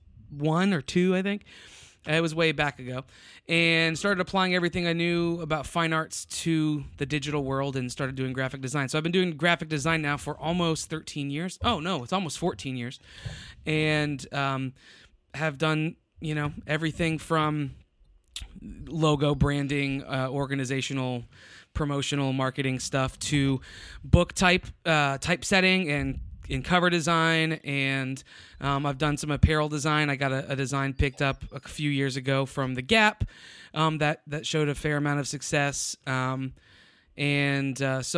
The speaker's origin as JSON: {"language": "English", "town": "Tampa", "region": "Florida", "country": "United States", "tie": "born or raised there", "also_born_or_lived": "Ohio", "moved": "yes", "lives_now": "San Antonio, United States", "said": "born and raised in Florida, Tampa area, West Coast Florida"}